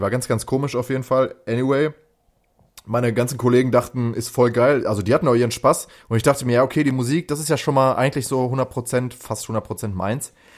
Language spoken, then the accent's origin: German; Lünen, North Rhine-Westphalia, Germany; ich schließe damit alle Brambaueraner